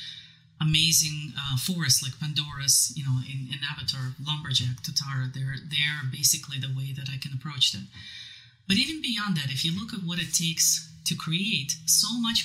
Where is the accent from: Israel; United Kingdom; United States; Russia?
Russia; Siberia, Ural Mountains; moved away; I'm originally from Siberia, Ural Mountains